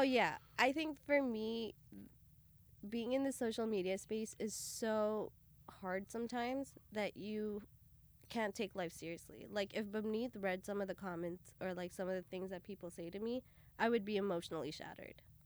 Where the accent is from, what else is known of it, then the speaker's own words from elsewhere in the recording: Brampton, Ontario, Canada; also born or lived in Bathinda, Punjab, India / Toronto area; I was, uh, born in Punjab, Batinda, and we all moved over to Canada when I was about six, and then from there I was raised in Canada, uh, specifically, uh, just outside of Toronto